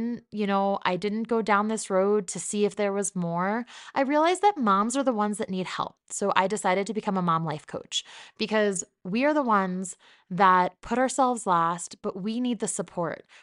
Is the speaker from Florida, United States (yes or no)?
no; New Jersey, United States; But for the most part, this is what I sound like, and people get very confused when I say that I'm from New Jersey.